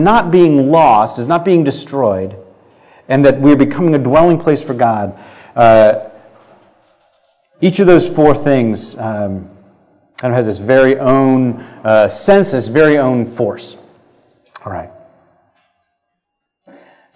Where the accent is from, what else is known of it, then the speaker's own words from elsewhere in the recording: United States; And this is my home. I am a citizen, and I was born here